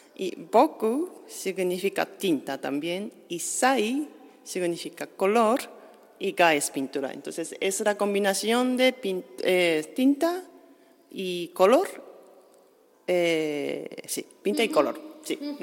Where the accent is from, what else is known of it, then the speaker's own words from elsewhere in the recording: Japan; Spanish is a second language; now in Sitges, Spain; yo soy de Japón y ya estoy fuera de Japón muchos años